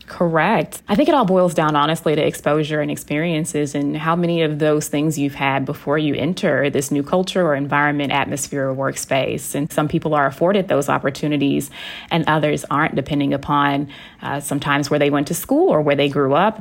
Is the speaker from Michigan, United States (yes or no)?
no; Texas, United States; I am from Texas and y'all is a part of my vernacular